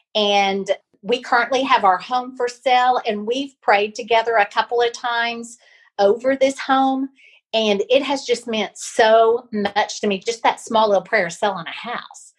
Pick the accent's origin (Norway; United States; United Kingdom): United States; Pawhuska, Oklahoma; moved away; Osage County, which is where I grew up